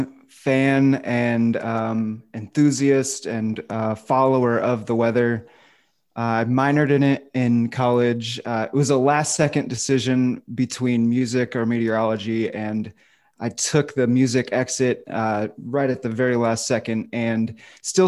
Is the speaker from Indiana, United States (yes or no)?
yes; outside of Fort Wayne, Indiana, United States; I grew up in outside of Fort Wayne, Indiana, in a small town